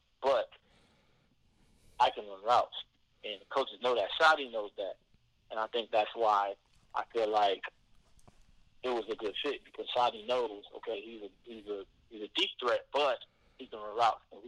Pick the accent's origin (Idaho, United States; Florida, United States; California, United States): Florida, United States; South; Growing up in South Florida